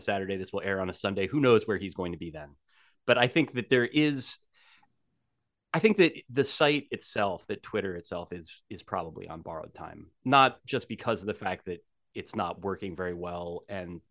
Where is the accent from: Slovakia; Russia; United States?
United States; New Jersey; I grew up in New Jersey